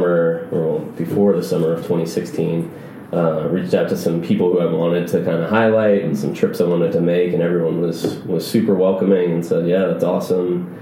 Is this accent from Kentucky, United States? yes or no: yes; Louisville, Kentucky, United States; I was born in Louisville, Kentucky. My parents are from Boston